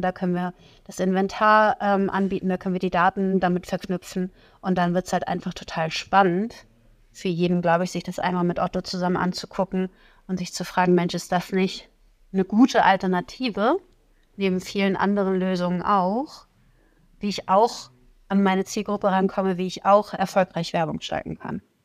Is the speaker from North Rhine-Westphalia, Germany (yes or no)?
no; Plön, Schleswig-Holstein, Germany; moved away as an adult; now in Hamburg, Germany; ich komme aus Schleswig-Holstein, nicht ganz weit weg von euch